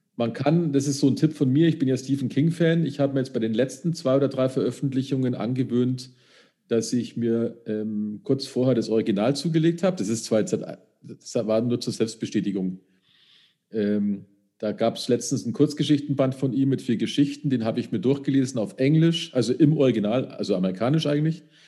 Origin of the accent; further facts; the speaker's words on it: Upper Bavaria, Germany; da habe ich ja als Oberbayer